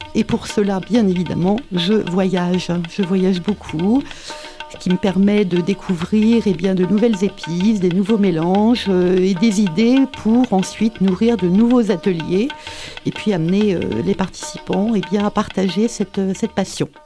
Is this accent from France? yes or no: yes; Paris, Île-de-France, France; moved away as an adult; now in Montpellier, France; je suis née à Paris euh, et j'habite à Montpellier depuis 30